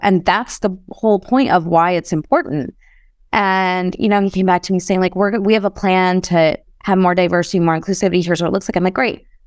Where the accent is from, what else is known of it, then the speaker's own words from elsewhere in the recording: Chicago, Illinois, United States; I grew up in Chicago